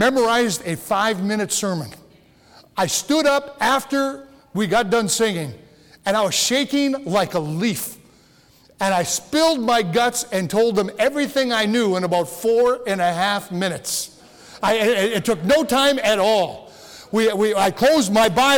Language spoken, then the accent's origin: English; Upper Peninsula, Michigan, United States; I was born and raised here